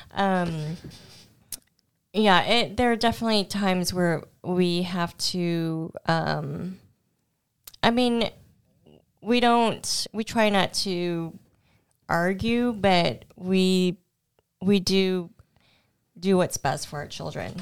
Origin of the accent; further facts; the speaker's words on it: Houston, Texas, United States; first language Cantonese; I was born in Houston and grew up there